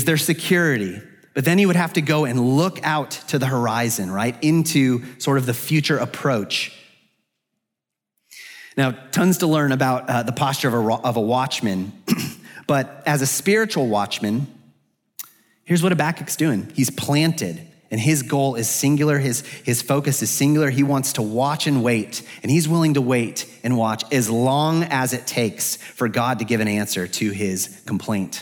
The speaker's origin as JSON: {"language": "English", "region": "Arizona", "country": "United States", "moved": "as an adult", "lives_now": "Atlanta, United States", "said": "I'm from the West, I'm from Arizona"}